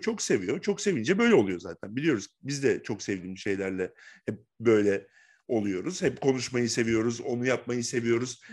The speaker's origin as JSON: {"language": "Turkish", "region": "Bursa", "country": "Turkey", "said": "ben Bursalıyım. Bursa'da yaşıyorum."}